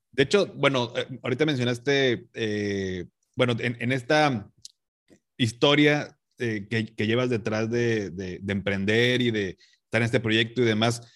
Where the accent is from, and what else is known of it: Mexico